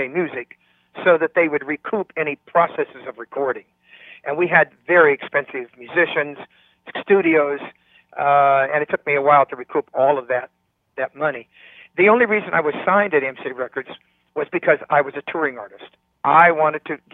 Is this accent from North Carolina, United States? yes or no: no; California, United States; moved away; also born or lived in Nevada; all the years that I was growing up in California